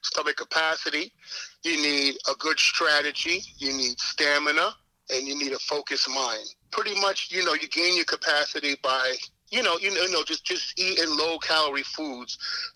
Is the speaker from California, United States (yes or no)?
no; New York City, New York, United States; now in Selden, United States; I grew up in Springfield Gardens, you know, by South Jamaica.